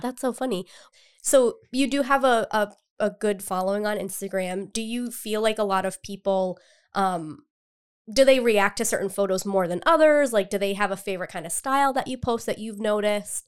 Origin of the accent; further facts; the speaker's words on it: Cumberland, Rhode Island, United States; I've lived in Rhode Island my entire life, and I'm originally from Cumberland